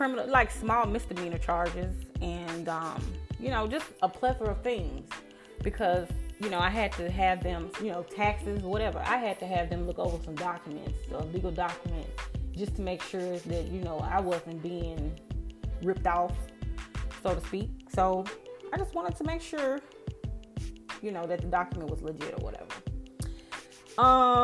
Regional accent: Memphis, Tennessee, United States; I'm from Memphis. I make it known to everyone where I'm from because that's how I act

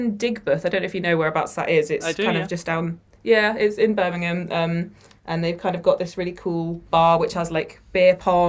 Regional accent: Jersey; now in Worcester, United Kingdom; Yes, correct.

